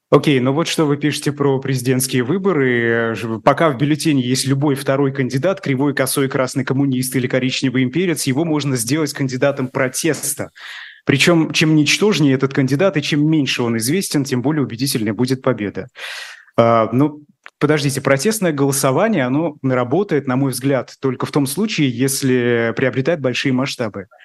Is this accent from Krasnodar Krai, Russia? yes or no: no; Bashkortostan, Russia; moved away; я из Башкирии